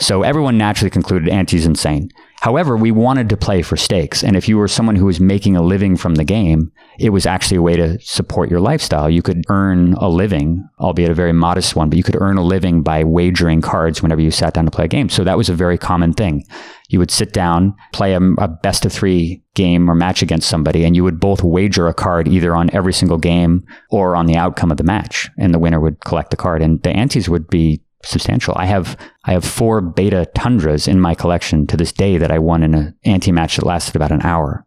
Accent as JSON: {"language": "English", "town": "Palo Alto", "region": "California", "country": "United States", "tie": "born or raised there", "said": "There was a store called Gamescape in Palo Alto, California, which was my hometown"}